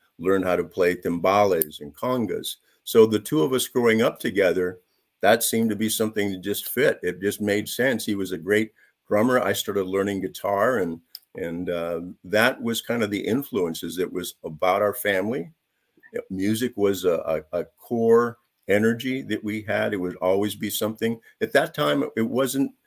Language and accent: English; San Jose, California, United States; I grew up in San Jose, and that was before it's being called now Silicon Valley